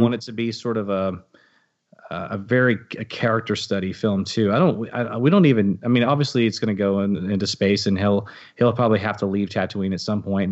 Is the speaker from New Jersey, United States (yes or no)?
no; Texas, United States; I'm a Texan